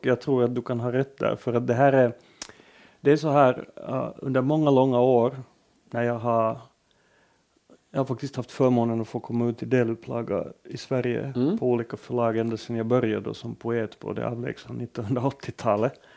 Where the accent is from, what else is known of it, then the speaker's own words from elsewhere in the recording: Finland; Jag betraktas äh, hemma i Finland som en, ändå på något sätt som en ganska gediget borgerlig författare